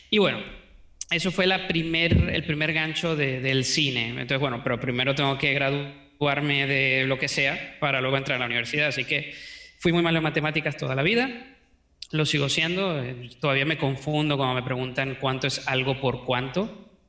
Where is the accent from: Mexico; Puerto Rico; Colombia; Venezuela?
Venezuela; accent: Venezuelan; also born or lived in United States; Entonces, bueno, nací en Venezuela, me crié en Estados Unidos. Luego, cuando volvimos a Venezuela, me crié en muchas partes de Venezuela.